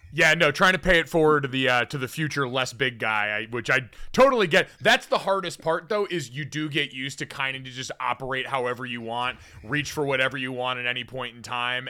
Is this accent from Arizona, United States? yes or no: yes; Arizona, United States; when I was growing up in Arizona